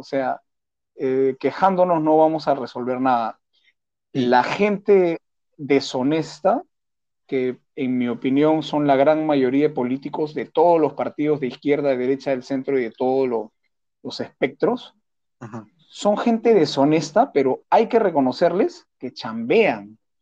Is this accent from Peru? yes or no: yes; Peru